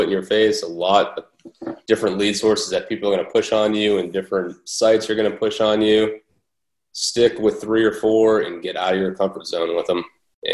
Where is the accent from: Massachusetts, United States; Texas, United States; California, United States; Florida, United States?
Massachusetts, United States; Boston; moved away; I'm originally from Boston